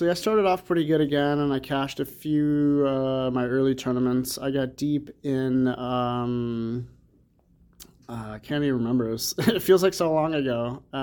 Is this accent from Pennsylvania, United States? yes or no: no; Champaign, Illinois, United States; now in Las Vegas, United States; I'm from Illinois, Champaign, not quite Chicago, but you know, every time we tell somebody that we're from Illinois, it's always, oh, Chicago.